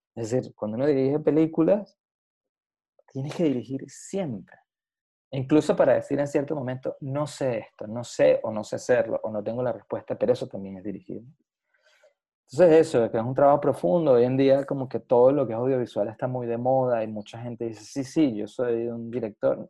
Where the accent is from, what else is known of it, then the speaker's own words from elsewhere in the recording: Venezuela; como un venezolano venido de un país caribeño